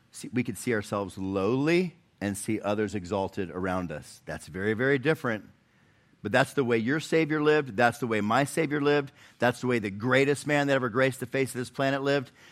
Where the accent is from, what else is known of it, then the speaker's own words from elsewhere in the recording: Chattanooga, Tennessee, United States; I'm from Chattanooga, but we, we stayed in Nashville last night.